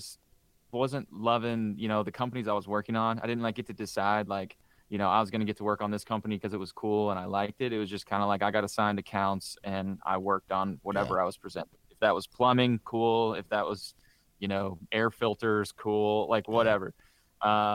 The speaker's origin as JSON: {"language": "English", "region": "Southern Indiana", "country": "United States", "tie": "born or raised there", "said": "growing up in Southern Indiana"}